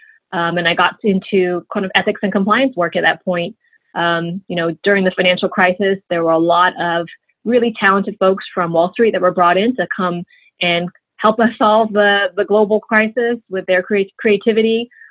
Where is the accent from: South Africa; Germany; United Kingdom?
United Kingdom; London; born there; That is right. I was born in London. That's where my parents met as students.